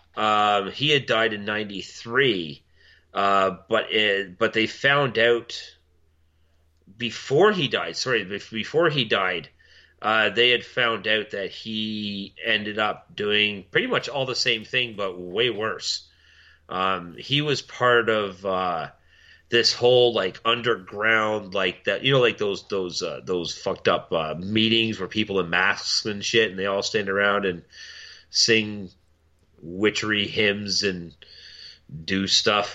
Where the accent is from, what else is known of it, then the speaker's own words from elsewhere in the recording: Milton, Ontario, Canada; my hometown of Milton